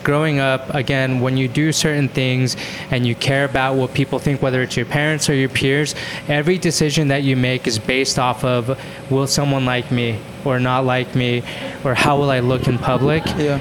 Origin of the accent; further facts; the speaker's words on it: Spanish Fork, Utah, United States; also born or lived in Orem, Utah; I grew up in Utah